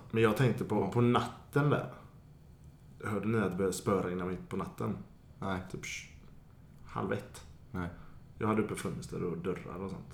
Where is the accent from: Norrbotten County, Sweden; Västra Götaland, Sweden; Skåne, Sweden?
Västra Götaland, Sweden; Gothenburg; som göteborgare man är